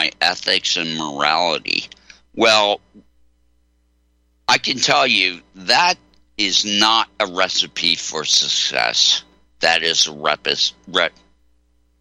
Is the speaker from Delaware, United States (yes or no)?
yes; Delaware, United States; I grew up in Delaware